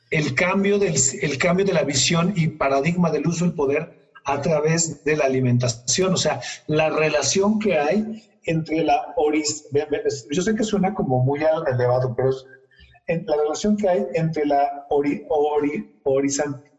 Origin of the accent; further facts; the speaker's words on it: Mexico; todos somos mexicanos al final del día